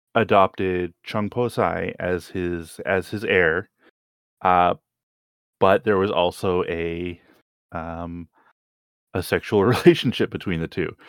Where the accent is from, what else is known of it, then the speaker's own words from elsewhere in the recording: Canada; as a Canadian